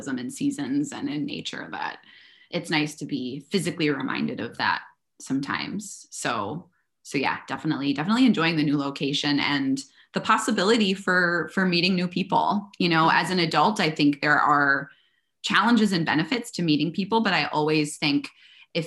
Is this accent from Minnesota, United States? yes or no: yes; Minnesota, United States; moved away as an adult; also born or lived in California; now in Austin, United States